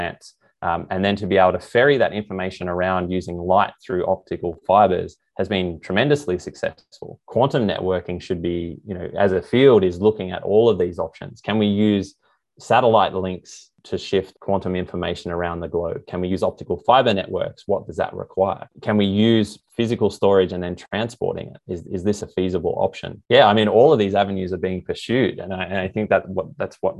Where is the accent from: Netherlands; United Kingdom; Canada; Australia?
Australia; moved away as an adult; also born or lived in Canberra, Australia / Paris, France / California, United States; now in Sydney, Australia; growing up in Coral